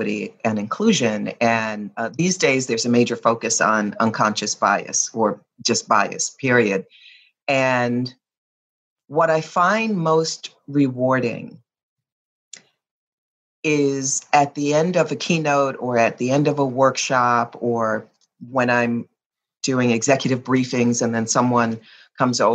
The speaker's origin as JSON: {"language": "English", "region": "New Jersey", "country": "United States", "tie": "born or raised there", "also_born_or_lived": "Virginia / Ann Arbor, Michigan", "moved": "as an adult", "said": "I was a little girl growing up in New Jersey"}